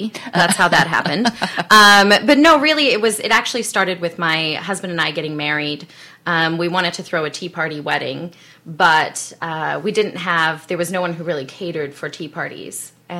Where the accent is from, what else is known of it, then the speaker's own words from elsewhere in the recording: South Africa; accent: South African; now in United States; So I'm originally born and raised in South Africa. I actually have an accent that switches back and forth between my American and my South African. So I was born and raised there